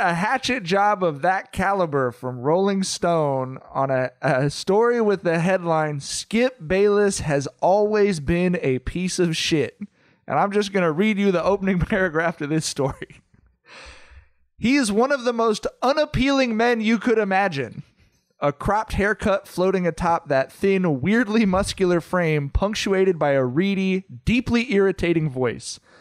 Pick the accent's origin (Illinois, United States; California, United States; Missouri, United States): California, United States; Southern; We're from Southern California